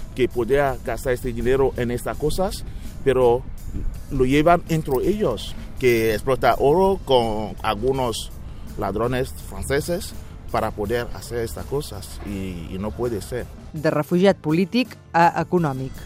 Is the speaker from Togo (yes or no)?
yes; Togo; Spanish is a second language; moved away as an adult; also born or lived in Ghana; now in Catalonia, Spain; mi país para volver en Togo y, seguir con mis negocios